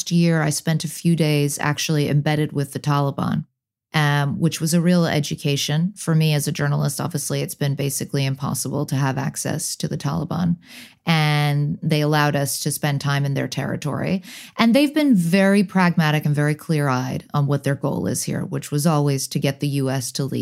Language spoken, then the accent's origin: English; London, United Kingdom; born there; also born or lived in United States / Hong Kong; My father's British, my mother's American. I was born in London, then I moved to the US, then I moved back to the UK, then I moved back to the US.